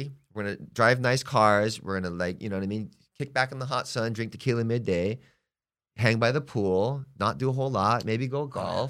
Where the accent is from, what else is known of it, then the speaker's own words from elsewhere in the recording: Hawaii, United States; now in Palm Springs, United States; Hey, I'm from Hawaii, okay? I've been living here for X amount of time. I'm getting to know Palm Springs, and it's a gay community.